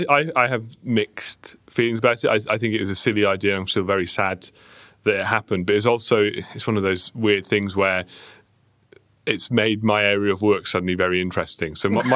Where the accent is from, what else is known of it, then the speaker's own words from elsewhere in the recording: Llanelli, Wales, United Kingdom; I am. I lost the accent so that I could get a job in London, but I'm from Llanelli.